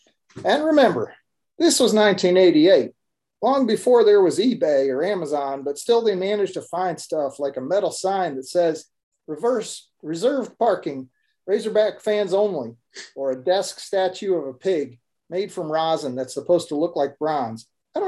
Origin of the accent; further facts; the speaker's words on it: Midwest, United States; I'm a Midwestern boy with a totally different accent